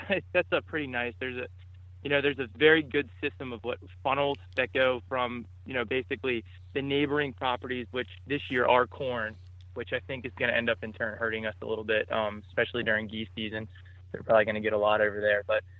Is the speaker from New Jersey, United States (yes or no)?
no; Maryland, United States; I'm from Southern Maryland, so near the Solomons Island area, Calvert County, Maryland.